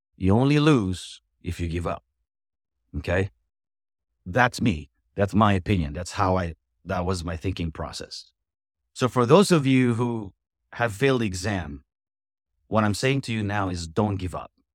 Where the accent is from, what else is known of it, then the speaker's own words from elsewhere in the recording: Philippines; moved away as an adult; also born or lived in Florida; now in United States; I'm an immigrant. I'm from the Philippines, and, um, I came here fourth quarter of nineteen ninety-seven.